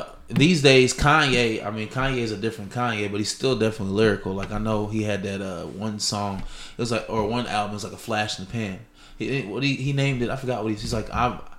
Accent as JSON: {"language": "English", "town": "New Albany", "region": "Indiana", "country": "United States", "said": "I'm from New Albany, bro."}